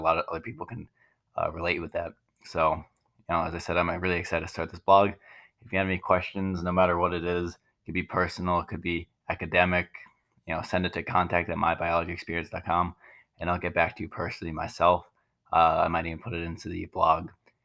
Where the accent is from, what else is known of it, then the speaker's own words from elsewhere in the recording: Long Island, New York, United States; moved away; I grew up on Long Island in a family of five with two older brothers